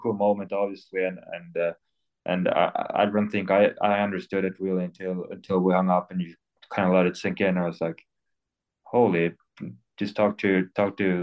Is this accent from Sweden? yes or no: yes; Sweden; English is a second language; now in Detroit, United States